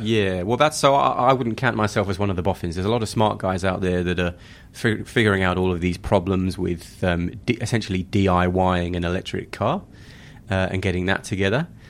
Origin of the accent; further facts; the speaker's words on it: United Kingdom; moved away as an adult; also born or lived in Johannesburg, South Africa; now in Sydney, Australia; Being British